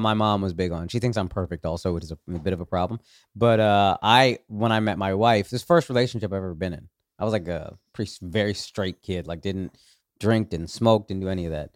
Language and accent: English; Dallas, Texas, United States; up in Texas, actually, in Dallas